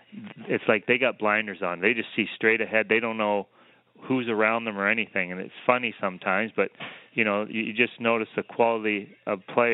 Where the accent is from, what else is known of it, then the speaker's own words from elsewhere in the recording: Canada; now in Los Angeles, United States; my hometown, there may be 75 people in my hometown. I came from maybe